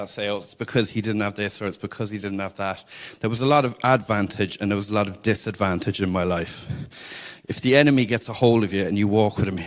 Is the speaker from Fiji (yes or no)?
no; Cork, Munster, Ireland; I'm from Cork, and I was raised in a Catholic house